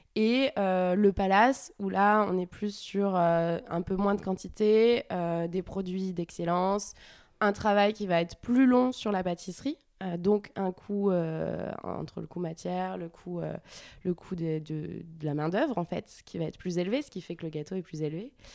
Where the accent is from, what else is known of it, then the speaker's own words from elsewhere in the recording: France; moved away as an adult; also born or lived in Montreal, Canada; je suis arrivée en tant que française, jeune, euh, pour prendre une place de chef